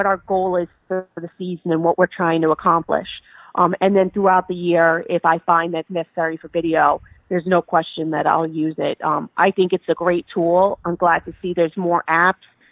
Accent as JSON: {"language": "English", "region": "New Jersey", "country": "United States", "said": "I did a lot out of New Jersey just because that's my home state"}